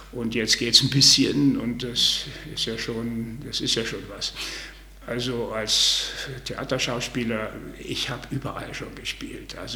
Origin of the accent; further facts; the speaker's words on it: Bavaria, Germany; also born or lived in Saarbrücken / Mühlhausen; ich bin eigentlich Franke.